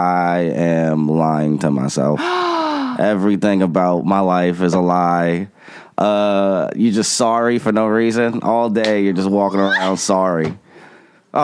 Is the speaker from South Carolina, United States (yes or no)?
yes; South Carolina, United States; moved away as an adult; also born or lived in New York; now in Los Angeles, United States; I was born in New York, grew up in South Carolina.